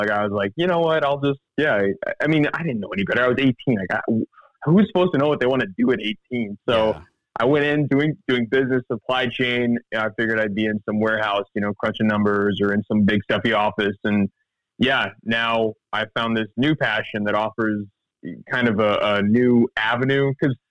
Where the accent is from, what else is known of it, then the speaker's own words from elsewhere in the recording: Missouri, United States; because I grew up in the Ozarks in Missouri. So I'd talk about the skeleton trees in a Missouri winter just crackling in the wind.